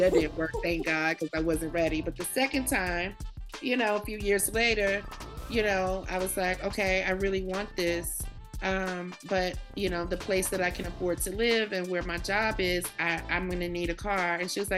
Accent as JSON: {"language": "English", "region": "the South", "country": "United States", "also_born_or_lived": "New York", "moved": "as an adult", "lives_now": "Atlanta, United States", "said": "I'm from the South"}